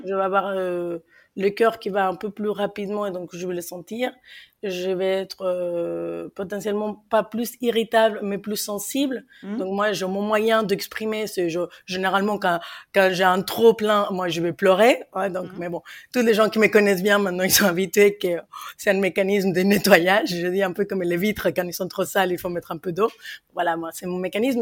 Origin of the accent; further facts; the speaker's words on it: Mexico; accent: Mexican; French is a second language; moved away as an adult; now in France; vous l'entendez à mon accent, je suis mexicaine en France depuis maintenant 14 ans